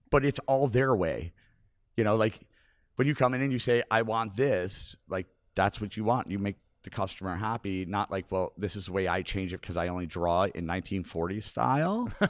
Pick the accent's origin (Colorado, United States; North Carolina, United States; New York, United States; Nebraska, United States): New York, United States; Buffalo; I grew up on McKinley and Kennefic